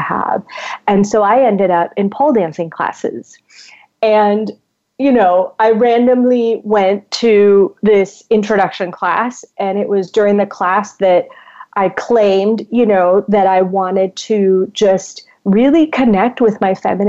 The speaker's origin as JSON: {"language": "English", "country": "Puerto Rico", "said": "I am originally from Puerto Rico, so I am, you know, a Latin woman. And I grew up in a upper middle class Latin home."}